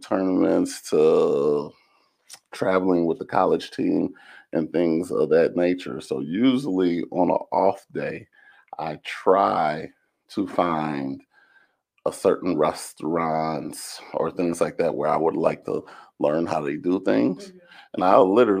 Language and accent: English; Zion, Illinois, United States; growing up in Zion at the time I did